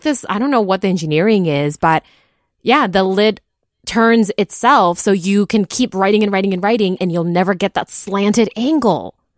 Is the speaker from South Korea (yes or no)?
no; Taiwan; moved away; also born or lived in Japan; I grew up in Taiwan